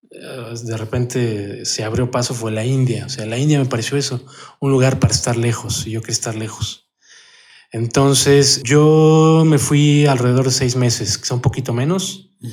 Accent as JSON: {"language": "Spanish", "region": "Mexico City", "country": "Mexico", "said": "Soy de la Ciudad de México, del norte de la ciudad, cerca de la Basílica de Guadalupe"}